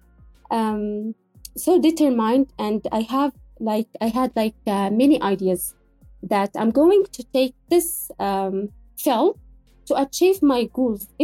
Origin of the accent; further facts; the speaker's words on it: Yemen; I'm from Yemen, and I am a writer.